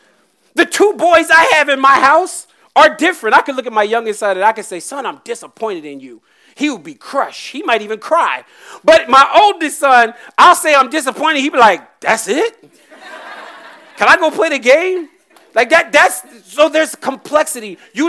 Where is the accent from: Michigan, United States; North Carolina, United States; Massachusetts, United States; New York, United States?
North Carolina, United States; also born or lived in Virginia; We grew up in North Carolina and Virginia.